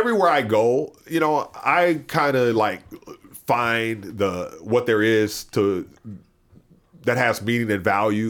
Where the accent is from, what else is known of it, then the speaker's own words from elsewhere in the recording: Mississippi, United States; where I grew up in Jasper County, Mississippi, my mom would send me the newspapers from my hometown.